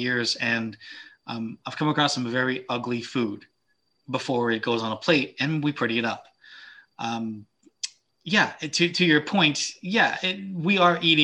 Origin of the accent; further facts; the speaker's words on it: the South, United States; moved away; I grew up in the South